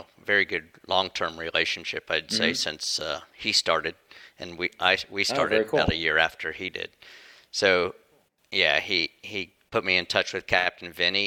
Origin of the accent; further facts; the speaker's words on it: Orlando, Florida, United States; I grew up in Florida, born and raised in Orlando